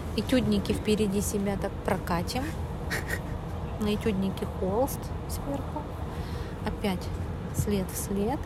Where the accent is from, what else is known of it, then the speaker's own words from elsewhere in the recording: Perm, Perm Krai, Russia; из Перми